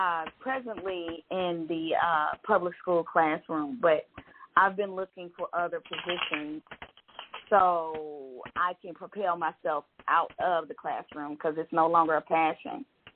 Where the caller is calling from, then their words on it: Georgia, United States; I'm calling from Georgia.